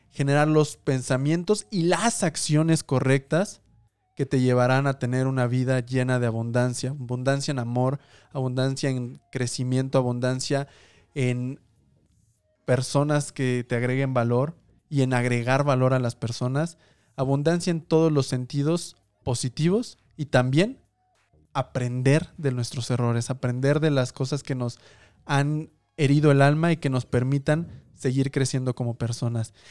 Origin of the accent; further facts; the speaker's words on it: Mexico; para nuestra labor como mexicanos, como latinoamericanos